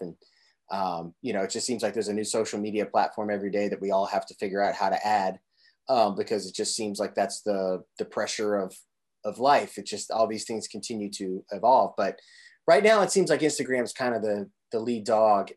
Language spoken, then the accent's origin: English; Southern Indiana, United States; originally from Southern Indiana